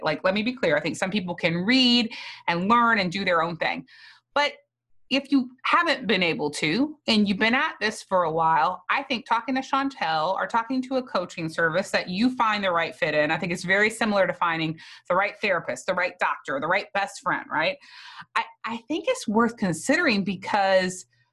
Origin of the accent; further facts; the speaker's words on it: South Louisiana, United States; I was from South Louisiana where Catholic people mostly do not fast